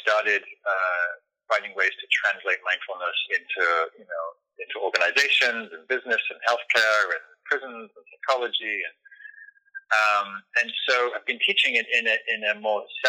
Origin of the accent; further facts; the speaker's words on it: England, United Kingdom; moved away; also born or lived in London; I was raised in England, and was in London at the time